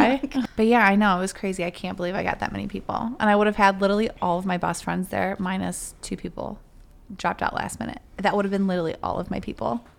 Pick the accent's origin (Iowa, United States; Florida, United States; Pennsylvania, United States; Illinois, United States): Illinois, United States; Chicago; we're from Chicago